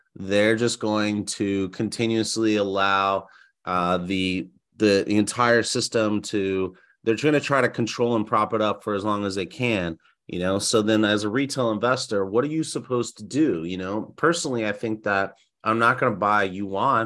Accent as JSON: {"language": "English", "country": "United States", "said": "as an American citizen"}